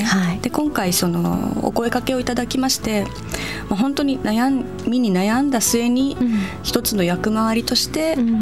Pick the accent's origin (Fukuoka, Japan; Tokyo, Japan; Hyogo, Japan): Tokyo, Japan; Nishitokyo; 自分はここで生まれ育ってしかもこの土地で、えー、新しい家族を作